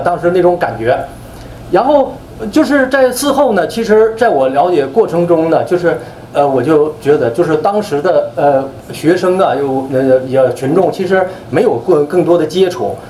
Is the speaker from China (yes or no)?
yes; China; moved away as an adult; now in United States; 我们中国人